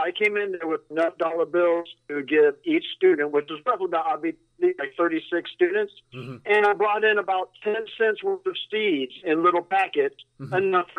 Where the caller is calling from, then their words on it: Sarasota, Florida, United States; from Sarasota.